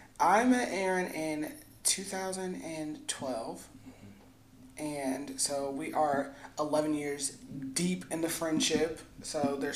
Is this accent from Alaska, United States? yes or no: yes; Alaska, United States; born there; I was born in Alaska.